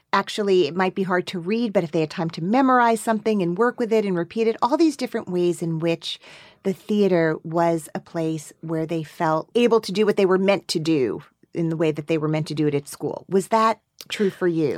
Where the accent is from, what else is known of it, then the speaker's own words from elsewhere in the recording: Teaneck, New Jersey, United States; now in Brooklyn, United States; I'm from Teaneck